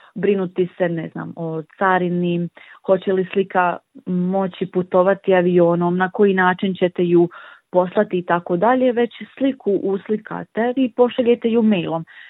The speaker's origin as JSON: {"language": "Croatian", "town": "Livno", "region": "Federation of Bosnia and Herzegovina", "country": "Bosnia & Herzegovina", "also_born_or_lived": "Split, Croatia", "said": "dolazim iz Livna"}